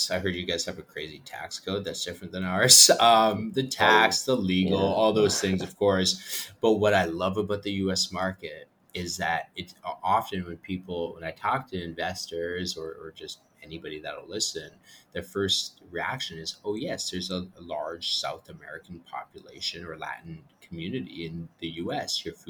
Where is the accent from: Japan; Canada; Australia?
Canada; also born or lived in Peru; And then 2019, I said, I'm Canadian Peruvian.